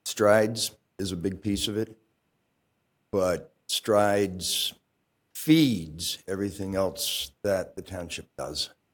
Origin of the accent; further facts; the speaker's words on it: Virginia, United States; now in Champaign, United States; I come from Virginia, where we have departments of human services in the cities and counties